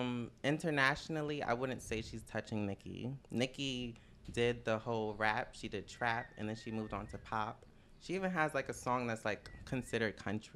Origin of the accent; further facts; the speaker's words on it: Jersey City, New Jersey, United States; I grew up in Jersey City.